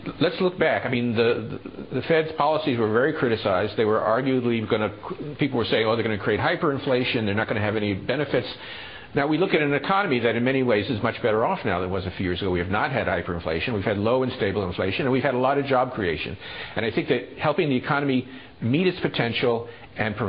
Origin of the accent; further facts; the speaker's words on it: Dillon, South Carolina, United States; we went back to my hometown of Dillon